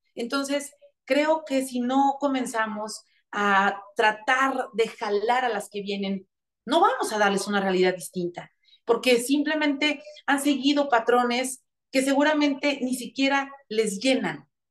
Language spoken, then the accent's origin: Spanish; interior of Puebla state, Mexico; now in Puebla, Mexico; Yo vengo del interior del estado, sí, soy de Puebla, estoy aquí, vivo en Puebla eh, de lunes a la mitad de viernes, pero todos los fines de semana me voy a mi tierra